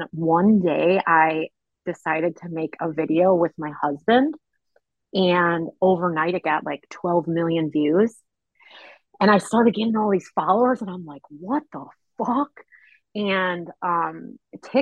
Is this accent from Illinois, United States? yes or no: yes; Chicago, Illinois, United States; I'm a born and raised on the south side of Chicago girl.